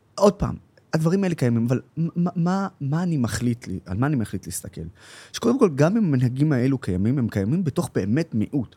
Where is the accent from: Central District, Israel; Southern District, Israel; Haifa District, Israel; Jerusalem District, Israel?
Haifa District, Israel; Haifa; also born or lived in Nazareth; הילדות שלי, שאני זוכר אותה מלבד בעיר התחתית, איפה שסבא וסבתא שלי אה, היו גרים